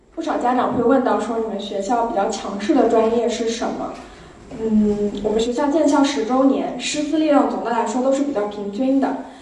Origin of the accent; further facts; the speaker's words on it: Suzhou, Jiangsu, China; 我本身也是来自苏州，是一个土生土长的苏州人